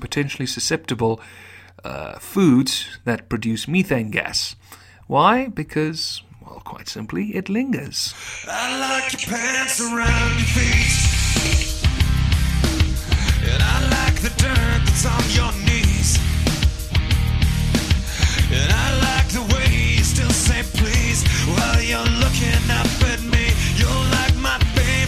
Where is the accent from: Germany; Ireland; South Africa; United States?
South Africa; my heritage is not only a Dutch South African, which is my primary allegiance, but a lot of the character traits of the Irish